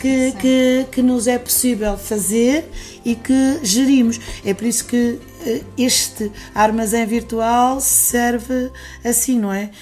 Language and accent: Portuguese; Castelo de Paiva, Aveiro District, Portugal; moved away as an adult; also born or lived in Quarteira, Algarve; eu sou, sou natural aqui de, de Bairros, Castelo Paiva, e quando tinha 20 e poucos anos, saí daqui e fui residir no Algarve, eh, mais propriamente eh, em quarteira